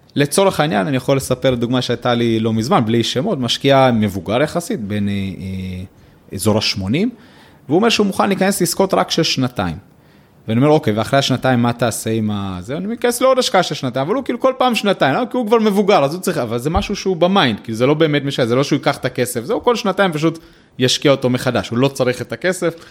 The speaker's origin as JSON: {"language": "Hebrew", "country": "Israel"}